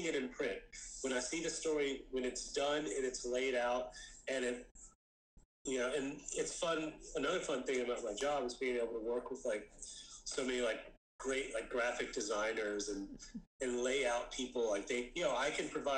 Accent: Jacksonville, Florida, United States; I'm calling from Jacksonville

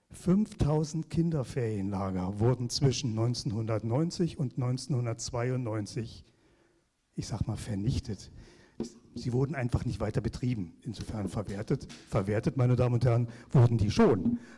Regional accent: Potsdam, Brandenburg, Germany; Sie, sie haben gehört, ich bin Potsdamer

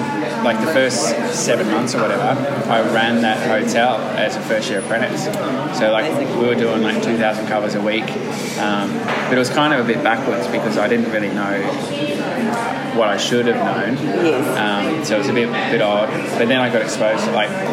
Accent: Mansfield, Victoria, Australia; I grew up in Mansfield.

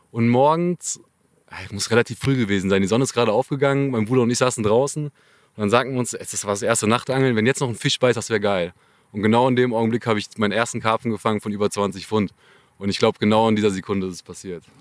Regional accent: North Rhine-Westphalia, Germany; Ja, ich bin 30 Jahre alt und komme aus dem Kölner Raum.

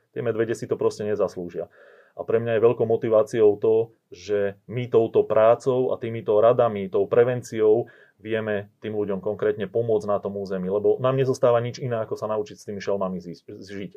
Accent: central Slovakia, Slovakia; ja pochádzam zo stredného Slovenska

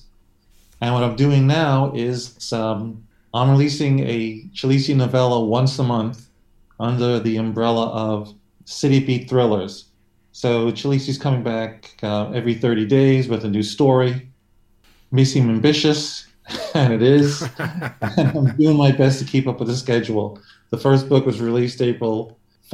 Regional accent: New York City, New York, United States; also born or lived in Long Island, New York; I'm a New Yorker. I've been living in New York my entire life, which is quite a while. Born in Brooklyn, now living on Long Island.

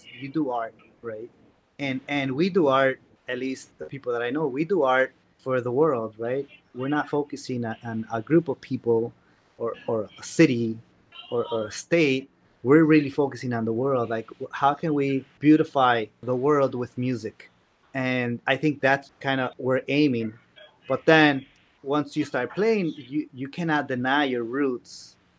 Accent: Chicago, Illinois, United States; Anywhere in the world, they ask me where you're from. I'm from Chicago.

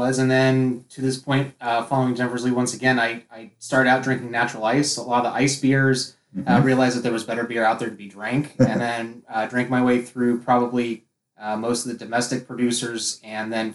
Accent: Midwest, United States; I grew up in the Midwest

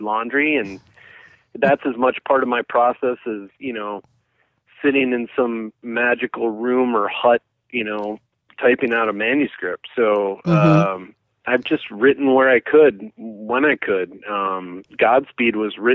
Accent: Eau Claire, Wisconsin, United States; I grew up in Eau Claire

